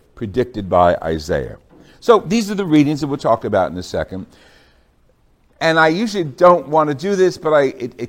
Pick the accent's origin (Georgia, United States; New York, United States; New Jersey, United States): New Jersey, United States; Jersey City; I was raised in Holy Rosary, Queen of the Holy Rosary Parish in Jersey City, New Jersey